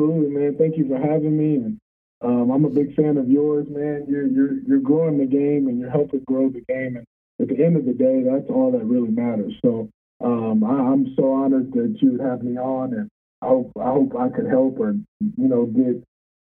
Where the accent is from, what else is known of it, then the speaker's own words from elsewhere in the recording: the South, United States; First off, so my family, we're from the South.